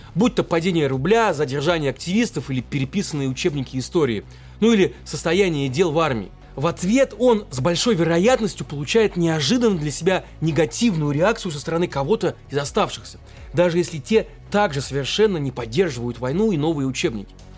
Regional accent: Russia; мы родились и выросли в России

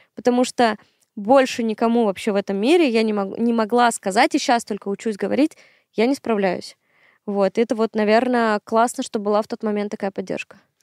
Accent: Syktyvkar, Komi Republic, Russia; moved away as an adult; now in Moscow, Russia; Сыктывкар — мой родной город, в котором я прожила 22 года

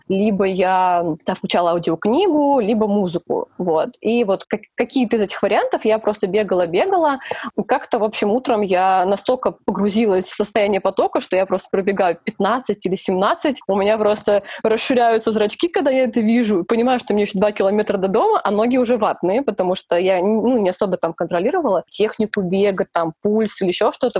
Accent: Volgograd, Volgograd Oblast, Russia; moved away as an adult; also born or lived in Moscow; now in Saint Petersburg, Russia; я переезжала из Волгограда

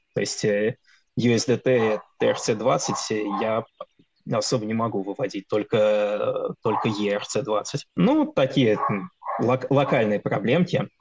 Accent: Russia; moved away as an adult; у нас на родине

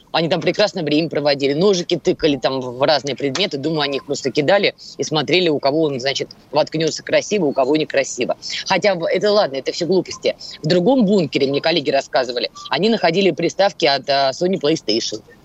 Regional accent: Moscow, Russia; я человек из Москвы

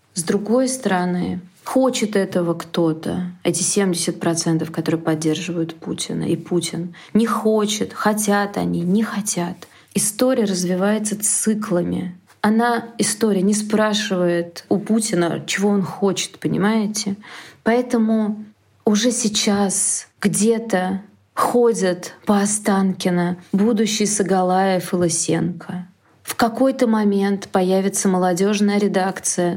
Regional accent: Russia

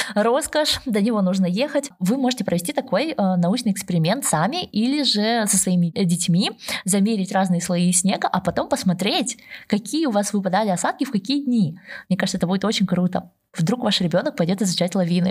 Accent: Almaty, Kazakhstan; also born or lived in Stockholm, Sweden; now in Stuttgart, Germany; я сама родом из Алматы

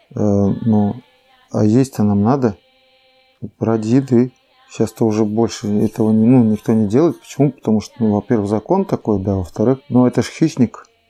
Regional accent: Neshkan, Chukotka Autonomous Okrug, Russia; also born or lived in Lorino; Я родился в Лорине, в Тихом океане, угу. а вырос в Нешкане

